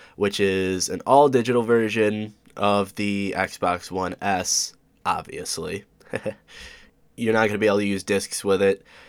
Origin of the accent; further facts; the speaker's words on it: Oswego, New York, United States; I'm from Oswego, New York